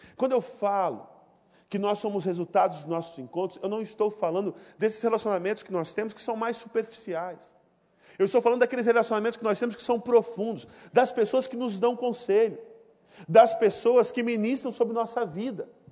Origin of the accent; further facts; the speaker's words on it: Ariquemes, Rondônia, Brazil; moved away; eu não sou do Rio, eu sou de Rondônia, vocês sabem disso, Rondônia, o estado mais maravilhoso desse país. Eu sou de uma cidade chamada Ariquemes